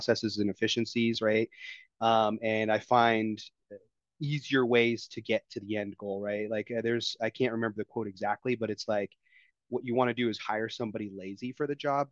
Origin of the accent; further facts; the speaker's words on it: Denver, Colorado, United States; now in Denver, United States; I got a job offer to come out, to move back out to Denver. I'm from Denver originally